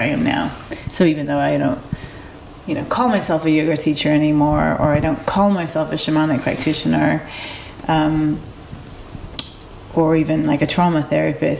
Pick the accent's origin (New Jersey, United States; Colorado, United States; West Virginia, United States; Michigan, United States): Michigan, United States; Detroit; moved away; also born or lived in South America; I was born and raised in Detroit, Michigan, USA